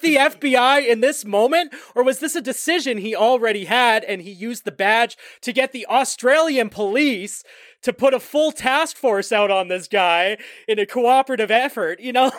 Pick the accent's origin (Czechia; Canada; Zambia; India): Canada; we're Canadian